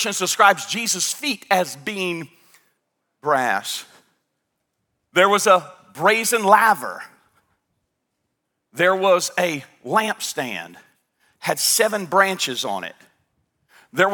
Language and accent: English; United States; I'm from Stewart County